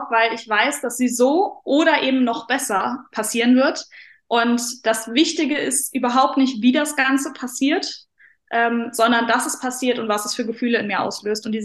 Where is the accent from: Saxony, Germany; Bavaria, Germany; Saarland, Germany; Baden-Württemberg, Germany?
Saarland, Germany; glaube, ich lebe immer noch im wunderschönen Saarland. Ich muss sagen, ich bin sehr heimatverbunden. Ich liebe meine Heimat.